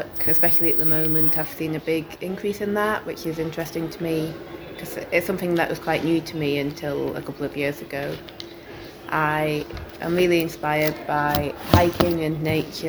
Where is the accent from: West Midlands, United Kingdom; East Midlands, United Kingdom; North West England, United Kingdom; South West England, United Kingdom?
North West England, United Kingdom; Wigan; I'm from Wigan originally, so growing up we just had cotton mills everywhere.